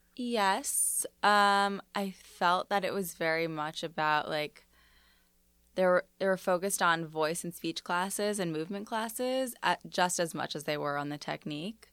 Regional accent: New York City, New York, United States; also born or lived in Los Angeles; I grew up in Bayside, Astoria

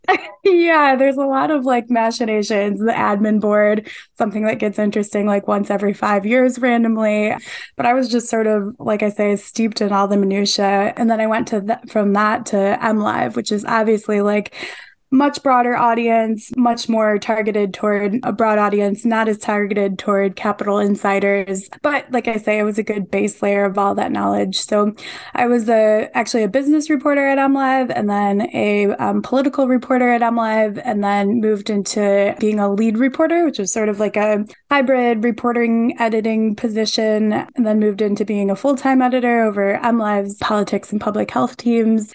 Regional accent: Detroit, Michigan, United States; a homecoming to my hometown paper

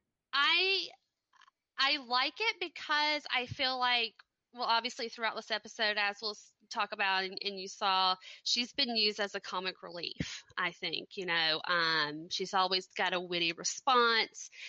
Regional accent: Deep South, United States; accent: southern; I grew up in the Deep South

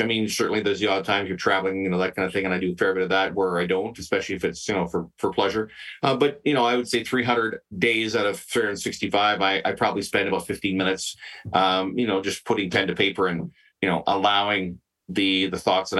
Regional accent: Western Canada, Canada; I'm, you know, I'm born and raised in Western Canada, so I'll say country music.

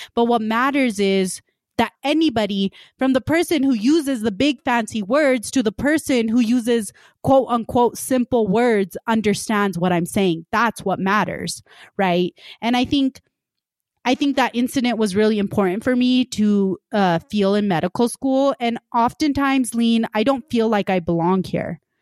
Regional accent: West Valley City, Utah, United States; also born or lived in Punjab / Salt Lake City, Utah; I immigrated from Punjab, when I was three years old and grew up in West Valley

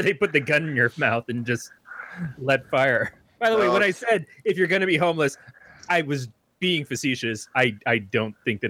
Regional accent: Michigan, United States; also born or lived in Northern California; now in California, United States; even in Michigan, where I'm from

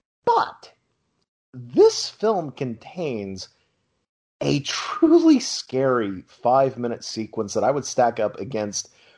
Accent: Franklin Furnace, Ohio, United States; now in Florida, United States; I'm from Southern Ohio, and yeah, that state, man, that state. I just, you know, I'm just glad I escaped to a much better state like Florida.

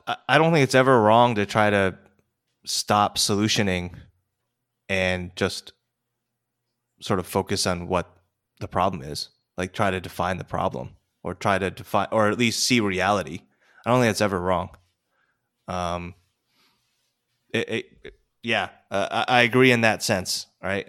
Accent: United States; as an American over here

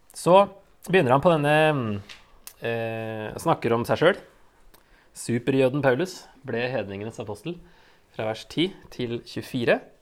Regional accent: Norway; vi er vel som nordmenn flest

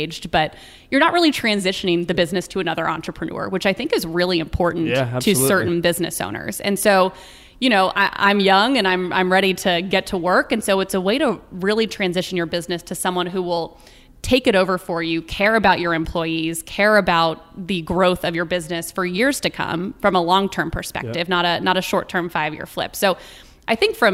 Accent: Midwest, United States; growing up in the Midwest, I was an only child

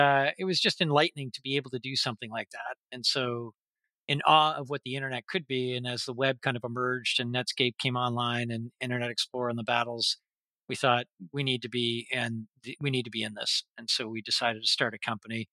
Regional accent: Toronto, Ontario, Canada; moved away as an adult; now in Vancouver, Canada; So Canadian, born and bred and grew up in Toronto

